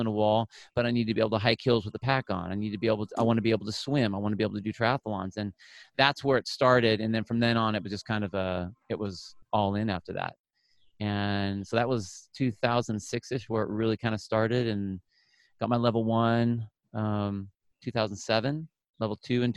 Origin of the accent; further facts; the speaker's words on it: Phoenix, Arizona, United States; moved away as an adult; also born or lived in California; born in California. I grew up in Arizona. So from like 5 years old to like high school was in Phoenix